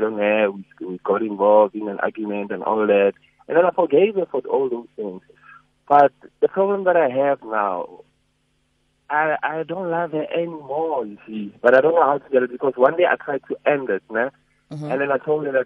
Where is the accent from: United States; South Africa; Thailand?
South Africa; North West; now in Gauteng, South Africa; I'm from the Northwest